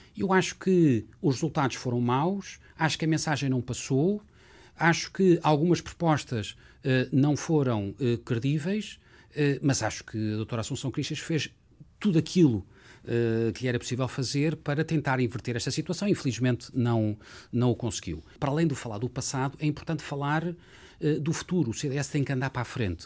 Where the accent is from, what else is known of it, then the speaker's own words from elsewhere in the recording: Lisbon, Portugal; Lisboa é a minha cidade desde sempre. Nasci em Lisboa, uh, vivi em Lisboa